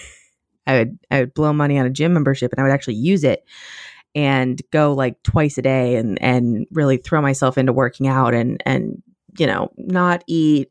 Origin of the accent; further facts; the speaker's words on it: United States; I am an American